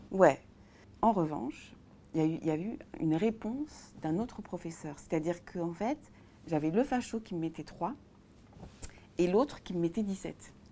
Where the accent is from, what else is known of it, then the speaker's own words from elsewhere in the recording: Tours, Centre-Val de Loire, France; je suis née à Tours